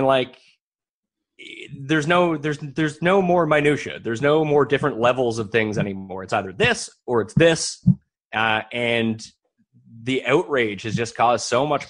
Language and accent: English; Halifax, Nova Scotia, Canada; moved away; I'm from Halifax. It's a great city. I would love to live in Halifax again someday